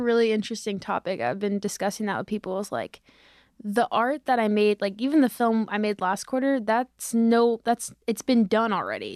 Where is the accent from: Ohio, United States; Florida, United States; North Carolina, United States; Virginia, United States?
Florida, United States; Parkland; moved away as an adult; I'm from Parkland, Florida